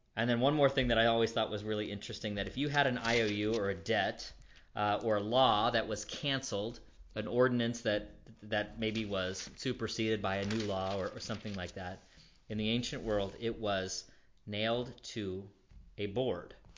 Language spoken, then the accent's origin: English; Florida, United States; growing up in Florida